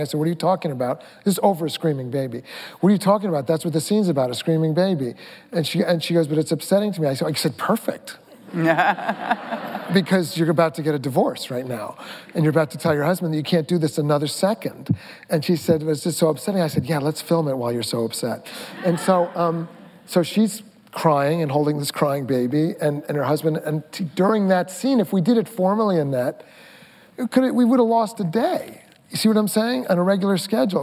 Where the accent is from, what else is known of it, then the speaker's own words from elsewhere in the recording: Mamaroneck, New York, United States; also born or lived in Brooklyn; I'm from Mamaroneck. I, we broke out of Brooklyn and went to the suburbs